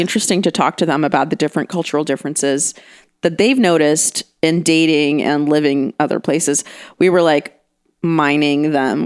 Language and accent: English; Ukraine; first language Russian; English is a second language; now in United States; I'm from Ukraine